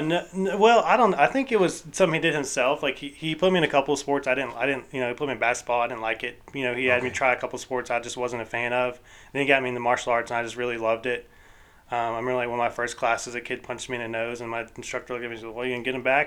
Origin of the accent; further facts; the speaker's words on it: Fayetteville, Georgia, United States; I grew up in Fayetteville